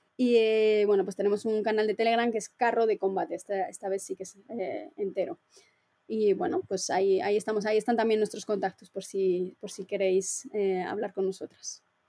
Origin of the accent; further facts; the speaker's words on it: Valladolid, Castile and León, Spain; yo también soy de Valladolid